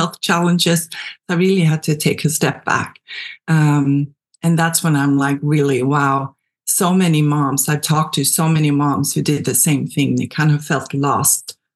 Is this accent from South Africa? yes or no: no; Sweden; moved away as an adult; now in United States; I am from Sweden originally. I moved to the U.S. back in 2002, I want to say.